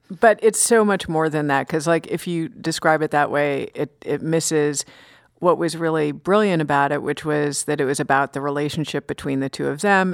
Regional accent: New York City, New York, United States; moved away as an adult; also born or lived in Maine; being a New Yorker who never had to rely on a car

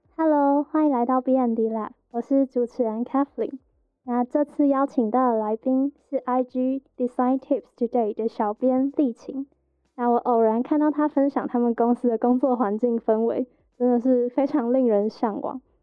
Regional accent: Hsinchu, Taiwan; 我是新竹人

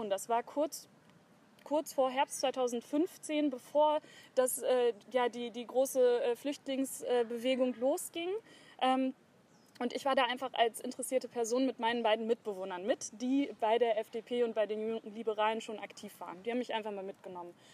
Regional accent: Hanover, Lower Saxony, Germany; ich bin 28 Jahre alt, komme aus Hannover, bin hier geboren und aufgewachsen, zuerst in der Südstadt.

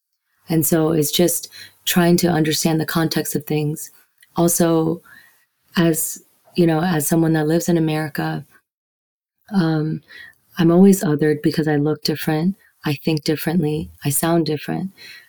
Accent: Yangon, Yangon Region, Myanmar; moved away; also born or lived in United States; I see myself as Burmese. I was born in Yangon. I also see myself as a Burmese person who have traveled the world and who lived in the US, but also lived in different parts of the world

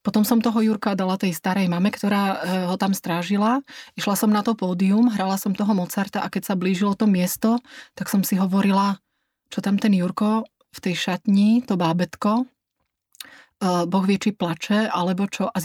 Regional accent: Slovakia; now in Dresden, Germany; Ja som v Drážďanoch bola od roku 2000 a ja som tam šťastná. Ja um, uh, som Slovenka telom aj dušou.

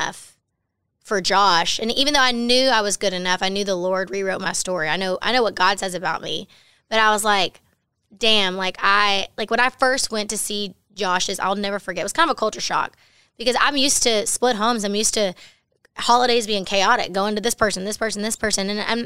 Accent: Baytown, Texas, United States; born or raised there

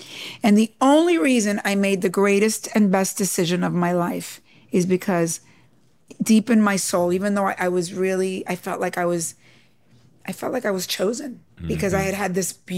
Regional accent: Cuba; accent: New York; I said, no, I'm Latina, you know, I'm Cuban.

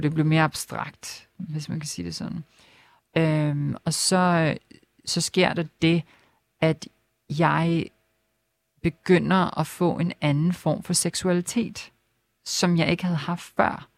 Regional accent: Lolland-Falster, Zealand, Denmark; moved away as an adult; also born or lived in Helsingør / Copenhagen; jeg er ikke født der, men jeg er opvokset på Lolland Falster. Mm øh, født i Helsingør

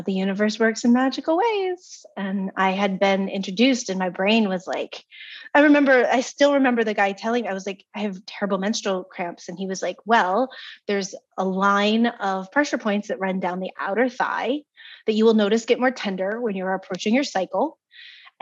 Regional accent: East Coast, United States; moved away; also born or lived in California; I was from the East Coast.

